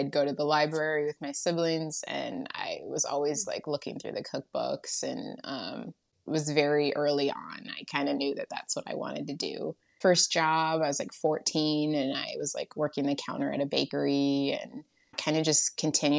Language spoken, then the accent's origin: English; Michigan, United States; also born or lived in Georgia; I was born in Georgia, and I was adopted at like 2 months old, and then my adopted family was in Michigan, and yeah, grew up here and never left